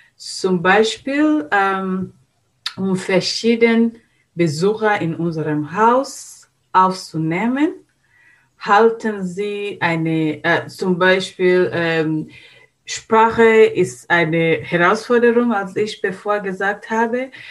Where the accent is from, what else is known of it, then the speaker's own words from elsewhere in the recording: Tanzania; German is a second language; moved away as an adult; now in Germany; woher kommen wir, kommen wir aus Tansania